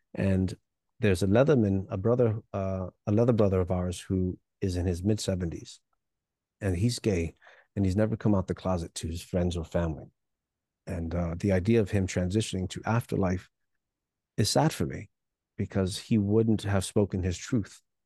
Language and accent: English; New York City, New York, United States; also born or lived in Hialeah, Florida; born in Hialeah, Florida, but I grew up in New York City